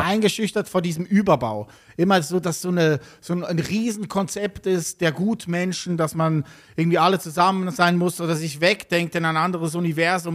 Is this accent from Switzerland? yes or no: yes; Switzerland; wie ich auch aus der Schweiz